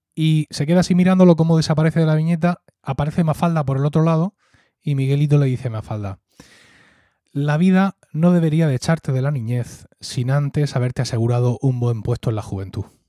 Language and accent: Spanish; Murcia, Region of Murcia, Spain; born or raised there; accent: Murcian (Valle de Ricote / Blanca); also born or lived in Blanca